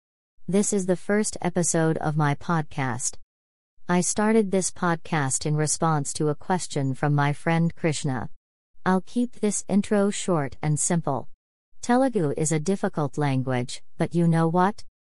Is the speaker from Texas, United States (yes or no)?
no; New York, United States; I'm from New York. I learned Telugu recently by watching movies.